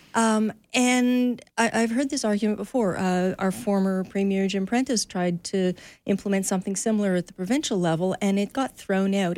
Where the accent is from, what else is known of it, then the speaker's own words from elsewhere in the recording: Canada; we Canadians